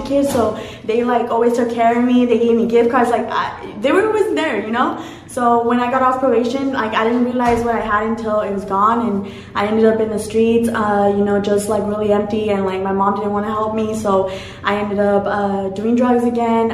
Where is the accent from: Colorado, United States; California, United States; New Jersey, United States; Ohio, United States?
California, United States; Orange County; I'm from Orange County